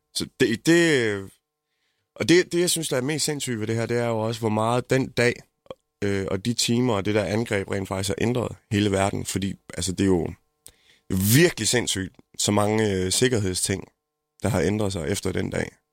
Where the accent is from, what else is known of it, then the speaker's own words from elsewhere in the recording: Jutland, Denmark; jeg er måske også jyde